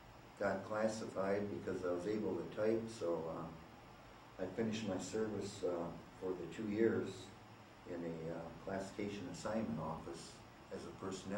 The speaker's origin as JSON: {"language": "English", "town": "Grand Rapids", "region": "Michigan", "country": "United States", "tie": "born or raised there", "said": "I was born in Homemakers, Michigan, which probably could call them Grand Rapids."}